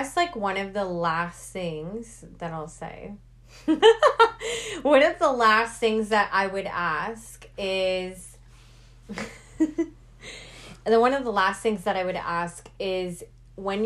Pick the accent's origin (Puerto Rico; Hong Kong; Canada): Canada; we're Canadian